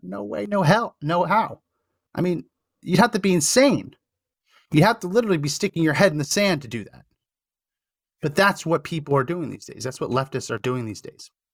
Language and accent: English; central New Jersey, United States; now in Texas, United States; I grew up in New Jersey.